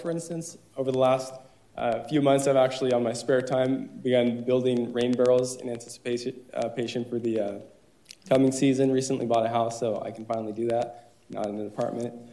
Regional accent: Tustin, California, United States; also born or lived in Orange, California; Born and raised in Tustin, but moved to Orange

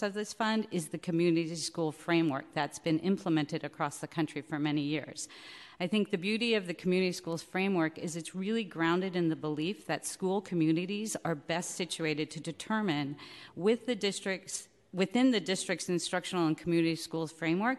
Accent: San Francisco, California, United States; I am from San Francisco. I grew up here. I went to San Francisco schools

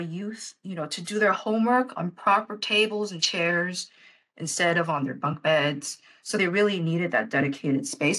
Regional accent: San Francisco, California, United States; I was born and raised in Chinatown.

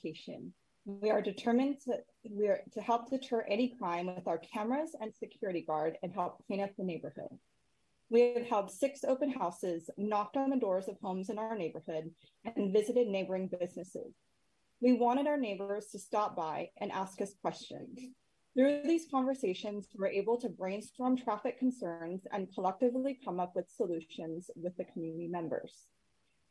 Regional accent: Sacramento, California, United States; I grew up in Sacramento and the Del Paso Heights neighborhood

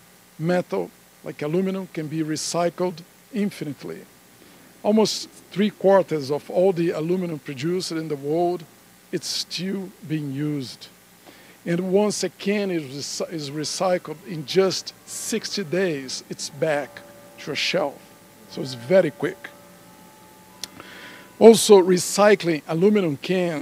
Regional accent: Denver, Colorado, United States; my hometown of Denver

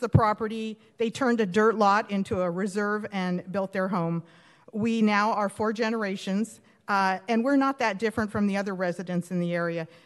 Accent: Huntington Beach, California, United States; I was uh, born and raised in Huntington Beach

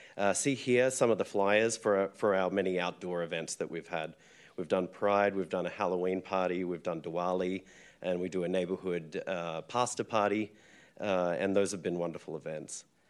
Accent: Australia; moved away as an adult; now in San Francisco, United States; I'm from Australia. I've called San Francisco home since two thousand seven

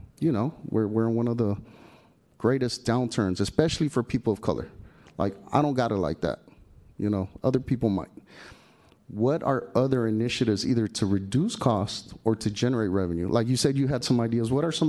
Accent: San Francisco, California, United States; I'm from the Mission, 24th Street.

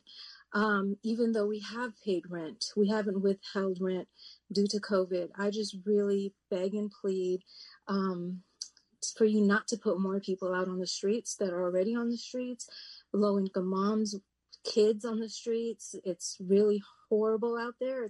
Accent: Berkeley, California, United States; I was born and raised here in the Bay Area in Berkeley

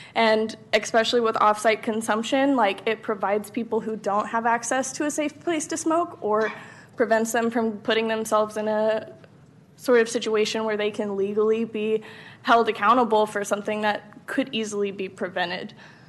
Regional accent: Texas, United States; moved away as an adult; now in California; So I am originally not from California. I came all the way from Texas. I drove myself here about 2 years ago.

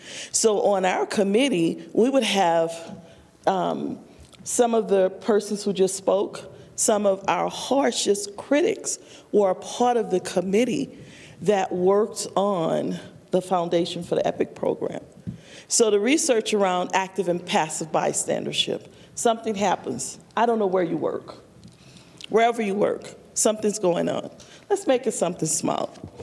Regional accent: the South, United States; But because I'm from the South, I'm gonna be polite and listen to you

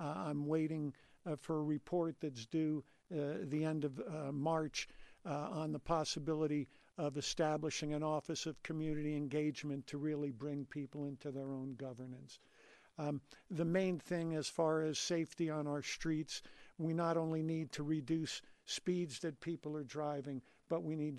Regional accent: New Jersey, United States; now in Denver, United States; I came to Colorado from New Jersey in the fall of 1971

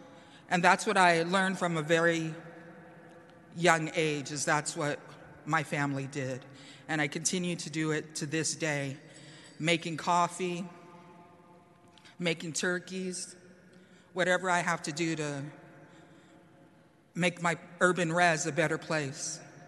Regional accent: San Francisco, California, United States; I am the first generation San Franciscan due to relocation. The first in my family that was born in San Francisco

